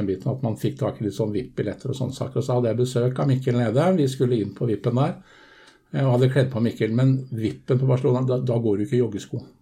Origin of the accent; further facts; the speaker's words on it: Drøbak, Akershus, Norway; Jeg er altså fra Drøbak. Eh, akkurat som eh, Mikkel, som jeg da er pappa til.